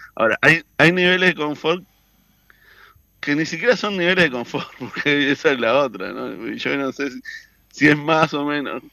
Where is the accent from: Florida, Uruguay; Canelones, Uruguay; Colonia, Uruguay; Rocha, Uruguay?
Canelones, Uruguay; soy del departamento de Canelones